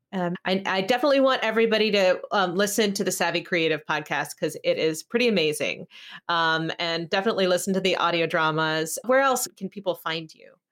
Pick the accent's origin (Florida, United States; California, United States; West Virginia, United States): California, United States; I grew up in California